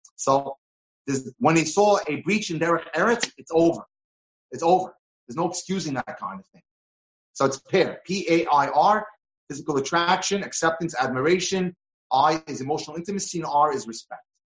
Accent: New York, United States; when I was growing up in New York

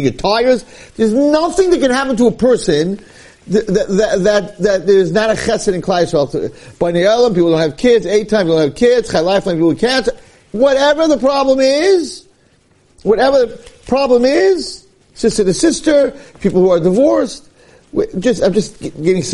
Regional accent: United States; When I grew up in Muncie, there was a minyan for Mincha and a minyan for Ma'ariv.

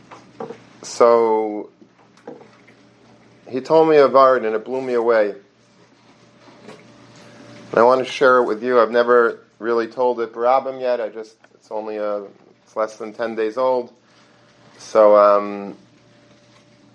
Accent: Long Beach, United States; when I was a little boy growing up in Long Beach

